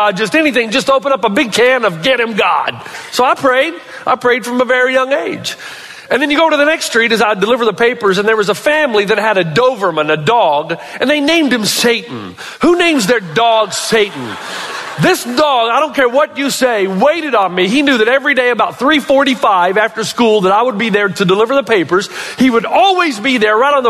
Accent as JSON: {"language": "English", "town": "Elizabethton", "region": "Tennessee", "country": "United States", "tie": "born or raised there", "said": "the home that I grew up in Elizabethan, Tennessee"}